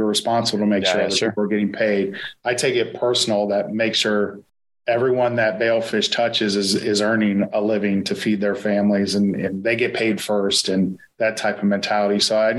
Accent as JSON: {"language": "English", "region": "Ohio", "country": "United States", "said": "You know, we're from Ohio."}